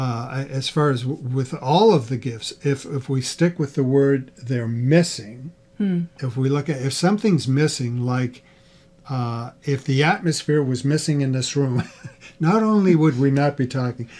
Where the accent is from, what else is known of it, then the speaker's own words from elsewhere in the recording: the East, United States; now in Midwest, United States; We didn't grow up with those. We're both from the East. We grew up with our own things